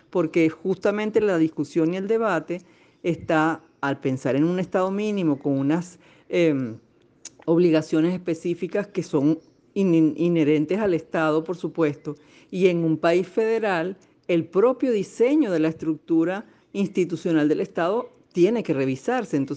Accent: Venezuela; a intentar cambiar la idea de lo que somos como venezolanos y lo que somos como venezolanos conlleva no solo las muestras artísticas

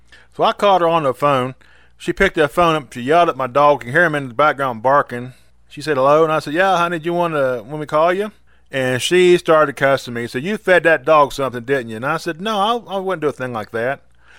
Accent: West Virginia, United States; We used to go to this place called Green Bottom Wildlife Management Area, which is in my home state.

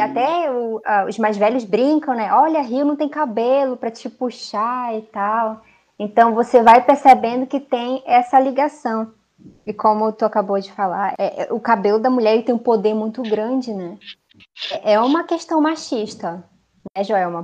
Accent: Amazonas, Brazil; also born or lived in Manaus

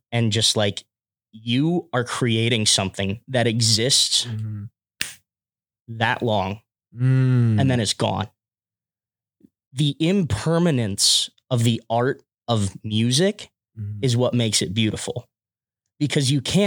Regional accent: Severn, Maryland, United States; double major in music and IR from Severn, Maryland.

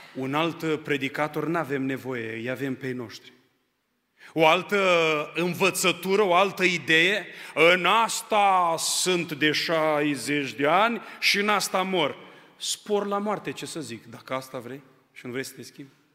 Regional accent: Onești, Bacău County, Romania; moved away as an adult; now in Arad, Romania; M-am născut în Onești, județul Bacău. La vârsta de 18 ani am venit în Arad și de 18 ani sunt în Arad

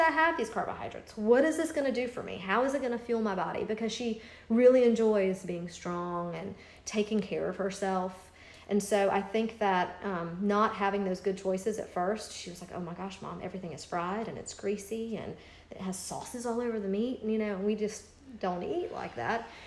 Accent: Greenville, United States; moved away; My parents live in Greenville because I'm from Greenville

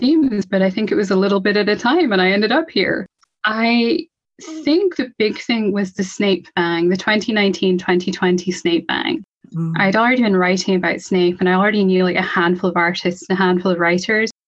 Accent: Scotland, United Kingdom; I'm from Scotland. I'm in Scotland.

